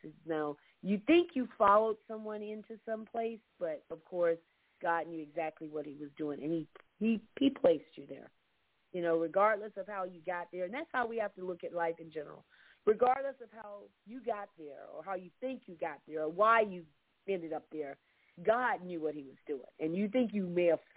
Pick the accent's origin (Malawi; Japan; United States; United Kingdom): United States; Central Florida; now in Georgia, United States; I'm from Florida, I'm used to weather in a sense like that, but I never per se have actually lived through a hurricane